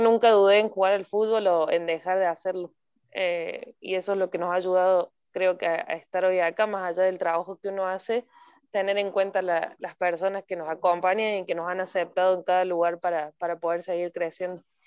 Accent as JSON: {"language": "Spanish", "region": "Córdoba", "country": "Argentina", "moved": "as an adult", "lives_now": "Costa Rica", "said": "soy de Córdoba, Argentina"}